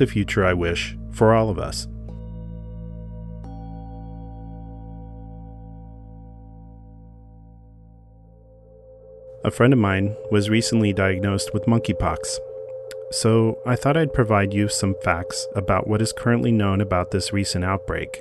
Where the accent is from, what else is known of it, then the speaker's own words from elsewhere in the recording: Wichita, Kansas, United States; my hometown of Wichita, Kansas